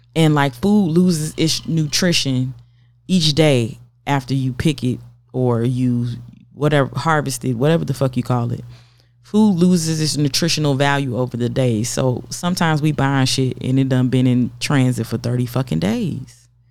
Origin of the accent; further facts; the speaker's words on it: the South, United States; I'm from the South